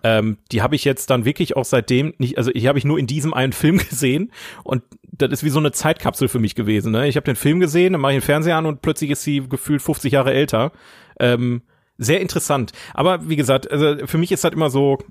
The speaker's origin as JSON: {"language": "German", "town": "Oberhausen", "region": "North Rhine-Westphalia", "country": "Germany", "said": "in Oberhausen gelebt, wo ich herkomme."}